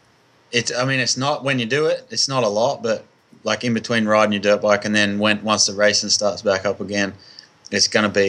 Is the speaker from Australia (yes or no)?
yes; Australia; now in United States; I'm an Aussie.